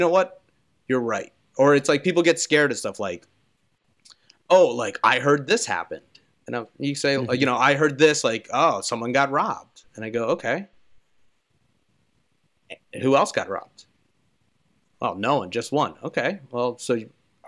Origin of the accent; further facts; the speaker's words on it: Philadelphia, Pennsylvania, United States; I'm from Philadelphia